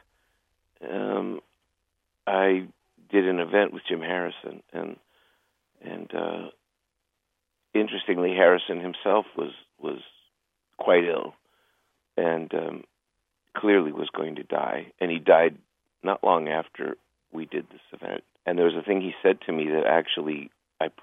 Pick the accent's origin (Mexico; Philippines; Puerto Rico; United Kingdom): Mexico; now in United States; I was born in Mexico, but my mother was American.